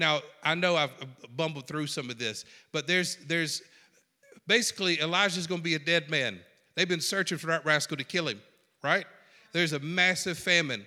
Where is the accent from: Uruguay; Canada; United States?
United States; South Georgia; I'm from South Georgia